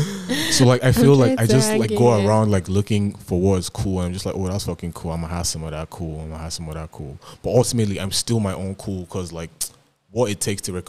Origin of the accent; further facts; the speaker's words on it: Nigeria; now in Toronto, Canada; I had experienced everything there was to experience as being in Nigeria, and in terms of, like, just being, like the ultimate Nigerian.